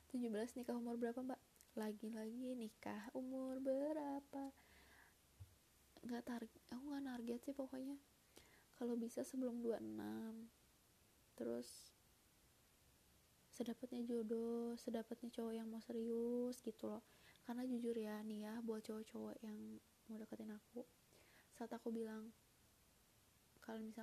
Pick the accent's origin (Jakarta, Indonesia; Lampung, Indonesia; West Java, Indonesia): West Java, Indonesia; Bandung; also born or lived in Sumatera Barat; sejujurnya aku tuh asli orang Sumatera Barat uh, Abi itu uh, orang Padang bunda orang Bukit Tinggi gitu nah tapi aku lahir udah di Bandung karena bi udah punya usaha di Bandung sebelum nikah sama bunda jadi udah tinggal ibu udah gede di Bandung